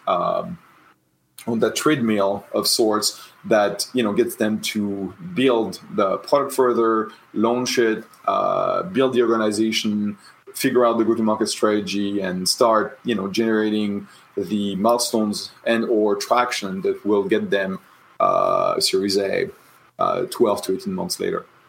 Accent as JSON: {"language": "English", "town": "Tours", "region": "Centre-Val de Loire", "country": "France", "tie": "born or raised there", "moved": "yes", "said": "I was born in the Loire Valley in Tours"}